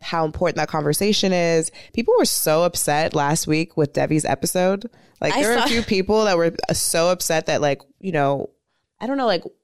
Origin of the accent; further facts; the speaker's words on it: the Valley, California, United States; we're both from the Valley